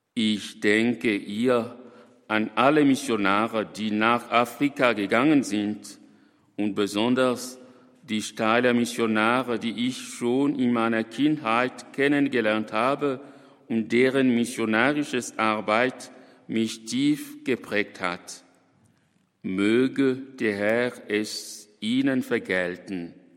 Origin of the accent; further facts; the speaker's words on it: DR Congo; in meinem Heimatland, dem Kongo